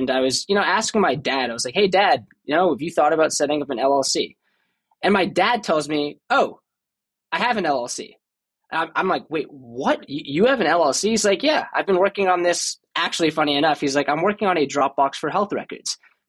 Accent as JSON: {"language": "English", "town": "Boston", "region": "Massachusetts", "country": "United States", "tie": "born or raised there", "moved": "as an adult", "said": "I grew up in Boston. Don't have a Boston accent too, as you can tell. Grew up there until I was 18."}